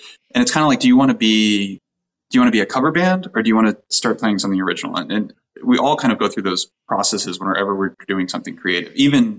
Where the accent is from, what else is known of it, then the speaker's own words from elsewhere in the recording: Colorado, United States; moved away as an adult; now in California, United States; I was born here in California. I grew up in Colorado